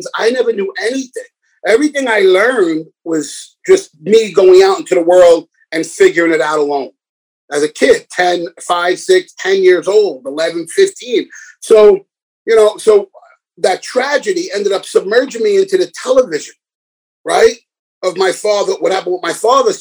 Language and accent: English; New York City, New York, United States; moved away; when I was a young kid, you know, growing up in the Bronx